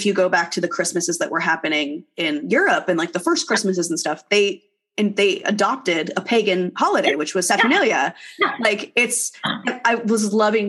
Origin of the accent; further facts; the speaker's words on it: Southern California, United States; I grew up in Southern California